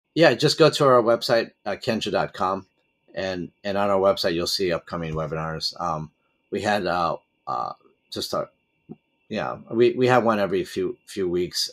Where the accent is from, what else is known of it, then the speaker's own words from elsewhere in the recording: United States; moved away; I'm originally an American citizen